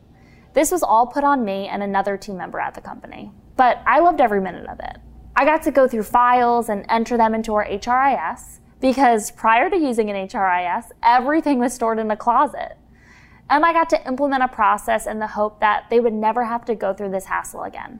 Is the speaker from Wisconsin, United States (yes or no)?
no; Farmingdale, New York, United States; I'm originally from Long Island, New York, Farmingdale if you want to be specific